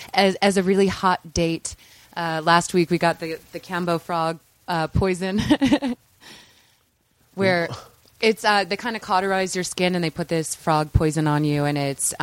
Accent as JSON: {"language": "English", "town": "St. Louis", "region": "Missouri", "country": "United States", "tie": "born or raised there", "said": "In St. Louis, Missouri."}